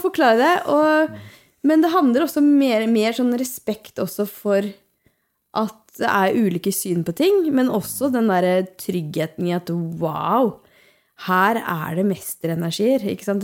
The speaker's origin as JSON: {"language": "Norwegian", "area": "Hallingdal", "region": "Buskerud", "country": "Norway", "said": "Jeg er jo fra Hallingdal."}